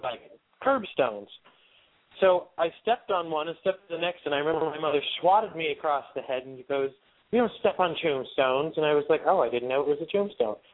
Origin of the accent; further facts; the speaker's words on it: Wyoming, Pennsylvania, United States; my hometown of Wyoming, Pennsylvania